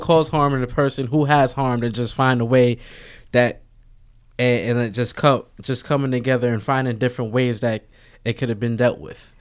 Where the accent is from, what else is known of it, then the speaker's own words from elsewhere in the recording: New York City, New York, United States; also born or lived in Bronx; I was born, originally I'm from Harlem. Right now, I live in the Bronx.